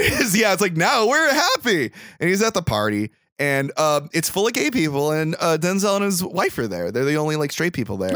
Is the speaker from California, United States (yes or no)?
yes; Bakersfield, California, United States; I grew up in Bakersfield